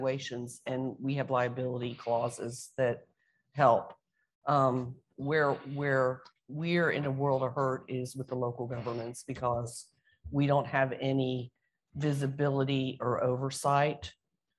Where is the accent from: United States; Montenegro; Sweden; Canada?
United States; Texas; I'm from Rootin' Tootin', Texas